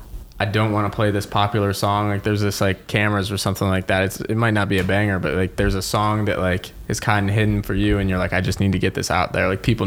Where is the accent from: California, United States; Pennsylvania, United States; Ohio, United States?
Ohio, United States; Cleveland; I don't know if it's growing up in Cleveland